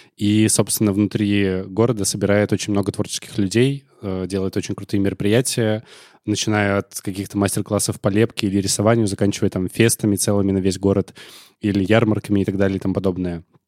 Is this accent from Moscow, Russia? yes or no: no; Tolyatti, Samara Oblast, Russia; also born or lived in Zaozersk; Я в Тольятти провел свое детство